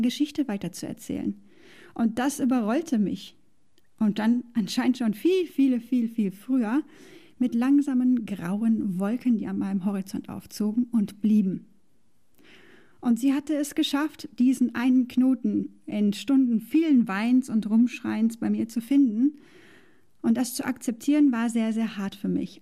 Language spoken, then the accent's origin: German; Germany; moved away as an adult; hatte ich all das, was ich aufgegeben habe in Deutschland, was ich mochte. Ich mochte meinen Job. Ich hatte ein tolles Verhältnis zu Freunden, Arbeitskollegen und Familie. Ich mochte den Ort, wo ich aufgewachsen bin